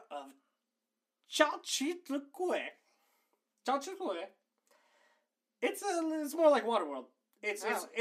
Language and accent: English; Florida, United States; We're from Florida